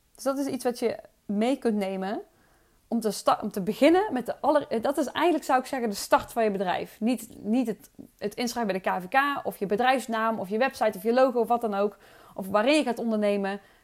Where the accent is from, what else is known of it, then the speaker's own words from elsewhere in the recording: Oosterhout, North Brabant, Netherlands; accent: soft G; ik kom uit Oosterhout. Ik opereer onder geluk met de zachte G, drie keer waar dat ligt Oosterhout.